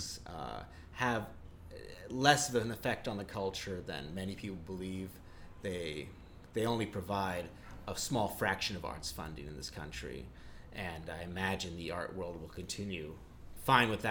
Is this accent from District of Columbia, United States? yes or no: no; New York, United States; I grew up in New York's Upper West Side, in a very liberal milieu